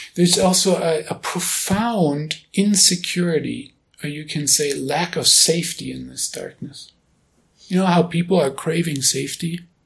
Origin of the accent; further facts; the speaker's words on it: Germany; now in United States; being born and raised in Germany